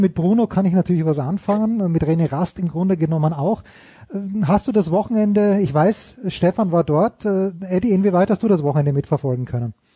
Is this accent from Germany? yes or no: no; Austria; ich als Österreicher